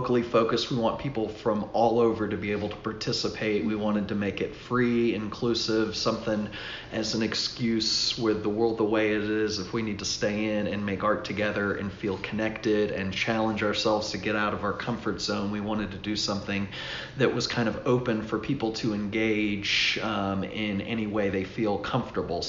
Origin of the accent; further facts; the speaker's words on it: Atlanta, Georgia, United States; now in Abingdon, United States; I'm from Atlanta originally